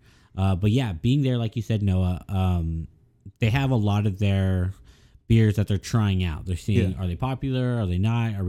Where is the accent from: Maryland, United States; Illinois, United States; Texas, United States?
Texas, United States; Austin; I grew up in Austin